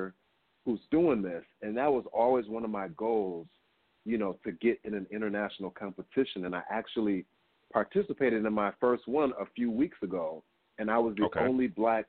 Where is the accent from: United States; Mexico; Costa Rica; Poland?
United States; Kalamazoo, Michigan; moved away; I'm originally from Michigan, so I would attend something called the Gilmore Keyboard Festival, and all of the most, the biggest classical piano players would come to our town